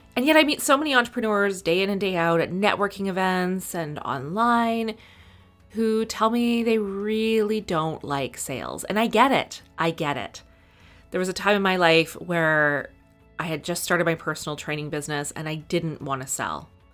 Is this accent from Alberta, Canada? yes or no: yes; Edmonton, Alberta, Canada; I grew up in Edmonton